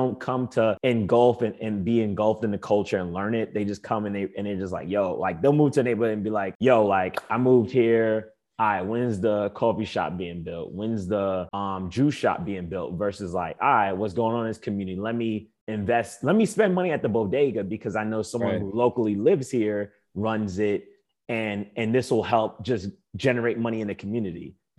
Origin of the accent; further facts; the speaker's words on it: New York City, New York, United States; growing up in New York